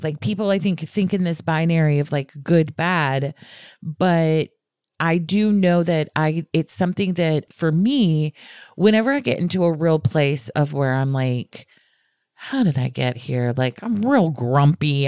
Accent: the South, United States; I'm from the South

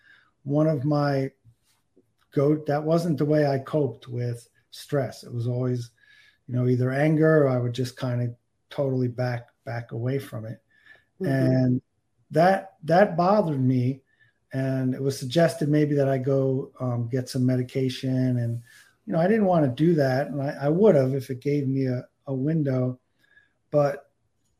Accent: New Jersey, United States; I grew up in New Jersey

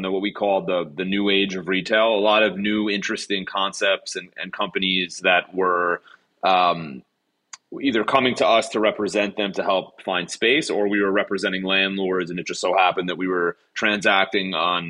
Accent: New York metropolitan area, United States; also born or lived in Washington, D.C.; I'm 36 years old. I am born and raised in the New York metropolitan area, went to college in Washington, D.C., then came back to New York City right after college in 2007

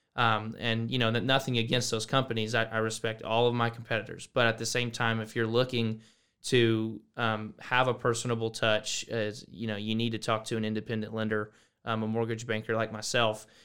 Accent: Boerne, Texas, United States; moved away as an adult; now in College Station, United States; I'm from Burney, Texas. Um, really came from, um, that area, a little small town right outside San Antonio

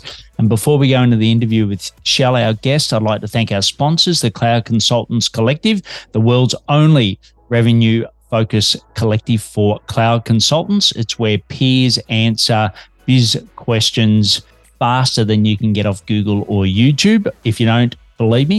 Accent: Australia; also born or lived in Melbourne, Australia

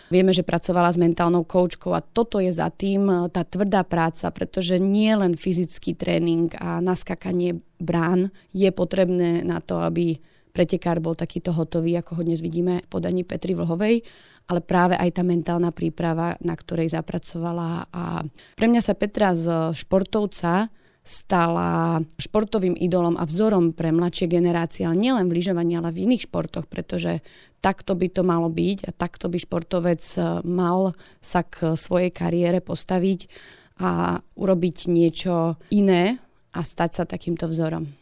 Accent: Slovakia; Ja ako každý Slovák

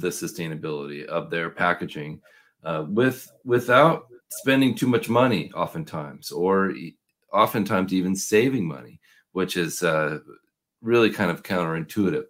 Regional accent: Portland, Oregon, United States; I'm from Portland, Oregon

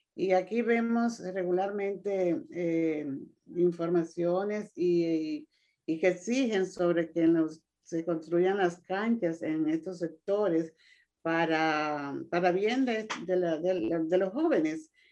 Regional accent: Dominican Republic; yo me siento muy contenta como mujer y como dominicana

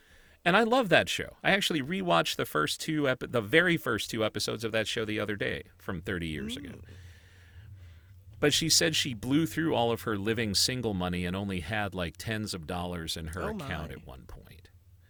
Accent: Chicago, Illinois, United States; I mean, you and I grew up in Chicago when the Bulls were the Bulls.

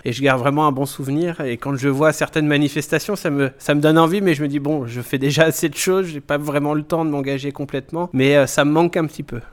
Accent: Illkirch-Graffenstaden, Grand Est, France; je suis originaire d'Ilkirch Grafenstaden

